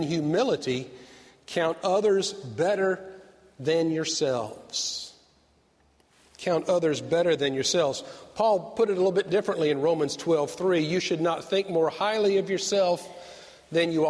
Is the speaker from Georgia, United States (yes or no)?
yes; Avondale Estates, Georgia, United States; I grew up in Avondale, outside of Stone Mountain, Georgia